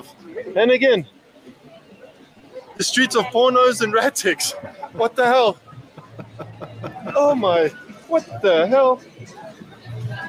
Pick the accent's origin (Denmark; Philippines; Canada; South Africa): South Africa; I'm from South Africa